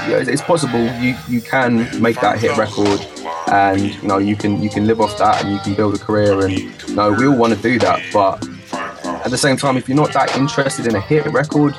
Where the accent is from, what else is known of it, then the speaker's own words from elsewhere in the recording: Watford, East of England, United Kingdom; moved away as an adult; also born or lived in London; now in Brighton, United Kingdom; I grew up just outside of London in Watford, like just outside Northwest